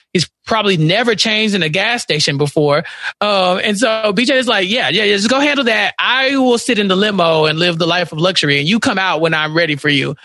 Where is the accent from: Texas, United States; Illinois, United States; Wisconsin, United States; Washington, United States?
Texas, United States; I'm from Texas